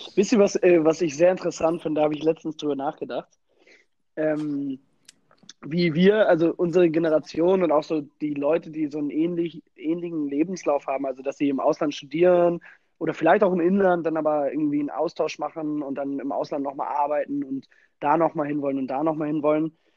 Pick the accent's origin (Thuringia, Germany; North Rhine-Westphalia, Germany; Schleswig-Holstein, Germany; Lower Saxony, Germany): Schleswig-Holstein, Germany; Kiel; moved away as an adult; also born or lived in Copenhagen; now in Berlin, Germany; zu Hause ist viel schöner in Kiel